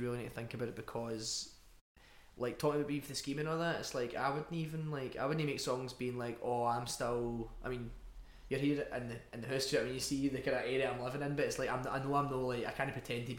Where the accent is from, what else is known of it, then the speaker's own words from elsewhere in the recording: Glasgow, Scotland, United Kingdom; accent: Scottish; we're quite a Glaswegian band